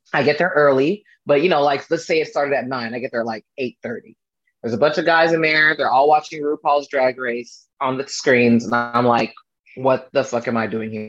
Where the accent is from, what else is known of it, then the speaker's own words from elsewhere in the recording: Fairfield, California, United States; now in Los Angeles, United States; I'm originally from the Bay Area. I grew up uh, near Napa, kind of like a little city called Fairfield, kind of like in between Napa and San Francisco.